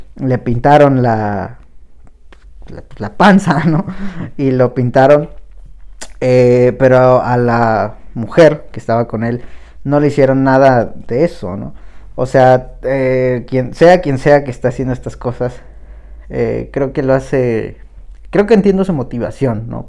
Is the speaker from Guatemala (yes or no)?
no; Mexico; somos mexicanos